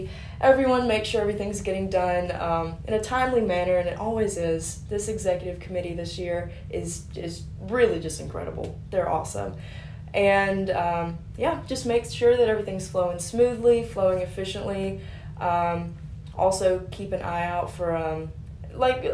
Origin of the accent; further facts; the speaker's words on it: Carthage, Mississippi, United States; I'm from Carthage, Mississippi originally, an hour down the road, not very far at all